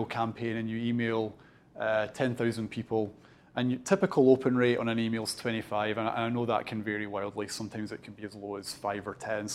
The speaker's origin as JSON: {"language": "English", "town": "Dunfermline", "region": "Scotland", "country": "United Kingdom", "tie": "born or raised there", "said": "I'm originally from Fife. So I'm born and bred Dunfermline"}